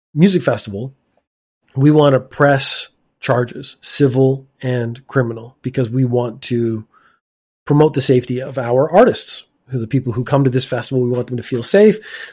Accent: Canada; now in Japan; my home country of Canada

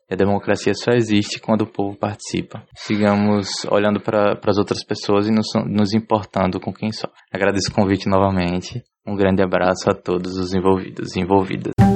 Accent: Aracaju, Sergipe, Brazil; nascido e criado em Aracaju, capital do estado de Sergipe

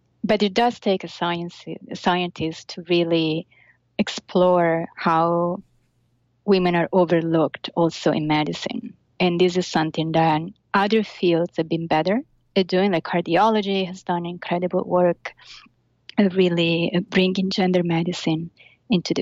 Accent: Italy; now in New York, United States; I'm Italian. I'm from Italy.

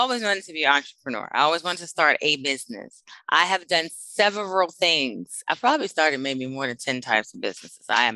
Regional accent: Washington, District of Columbia, United States; now in Austin, United States; I am originally from Washington, D.C.

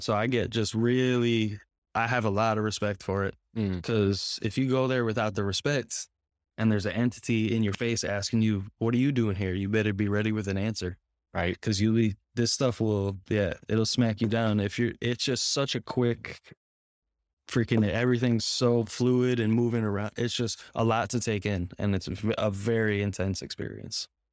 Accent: Connecticut, United States; moved away as an adult; now in Florida, United States; I am from Connecticut, the same area as you.

